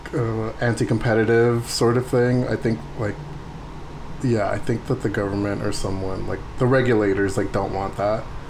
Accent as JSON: {"language": "English", "town": "San Diego", "region": "California", "country": "United States", "tie": "born or raised there", "said": "I'm from San Diego"}